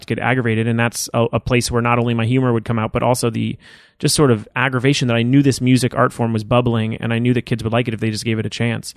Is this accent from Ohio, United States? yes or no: no; Los Angeles, California, United States; I grew up in Woodland Hills